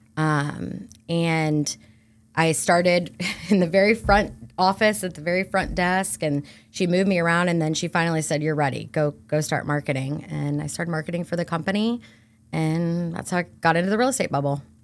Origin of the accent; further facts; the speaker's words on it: Brandon, Florida, United States; I am born and raised right here in Brandon, Florida